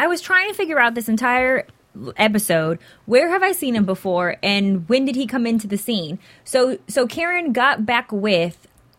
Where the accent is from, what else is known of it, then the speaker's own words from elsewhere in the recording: San Diego, California, United States; now in Los Angeles, United States; But I'm from San Diego